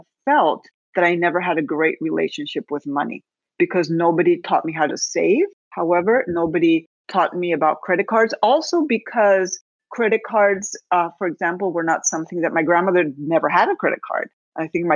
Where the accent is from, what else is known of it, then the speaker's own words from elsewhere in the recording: Spain; moved away as an adult; also born or lived in Naples, Florida; now in United States; I was born in Spain, but then my family moved to the States. My dad's from Spain, my mother's American. And I found myself back in Spain at the age of 5 when my parents divorced. And I was basically raised by my abuelita, my grandmother.